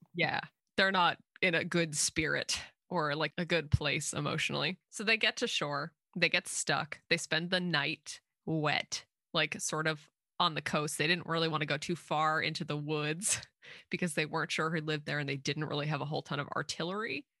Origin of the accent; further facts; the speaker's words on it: Plymouth, Massachusetts, United States; I am actually from Plymouth, Massachusetts.